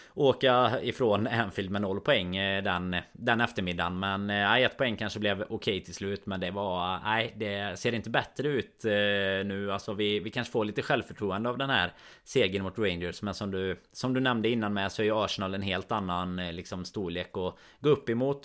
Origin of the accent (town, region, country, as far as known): Sweden